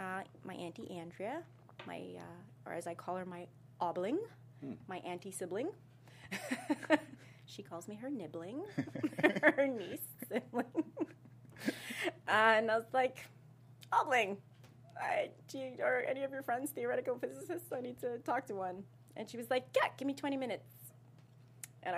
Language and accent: English; KwaZulu-Natal, South Africa; growing up in South Africa